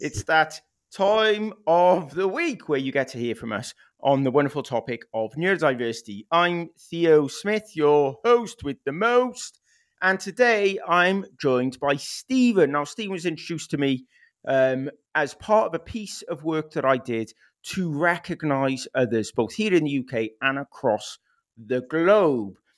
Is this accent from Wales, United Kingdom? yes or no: yes; Wales, United Kingdom; first language English; I went to a first language Welsh school, but I came from an English speaking home.